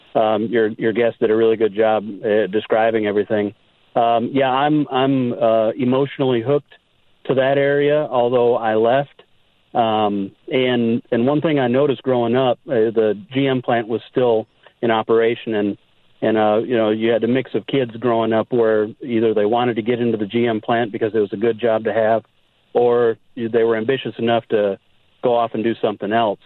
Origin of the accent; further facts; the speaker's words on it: Janesville, Wisconsin, United States; now in Nashville, United States; I'm actually from the Janesville area